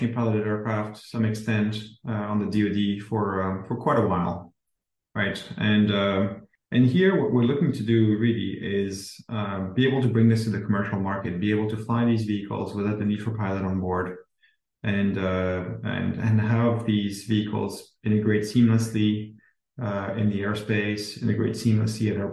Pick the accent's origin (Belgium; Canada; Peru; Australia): Belgium; moved away as an adult; now in United States; I'm originally from Belgium, came to the US right after my undergrad and started working here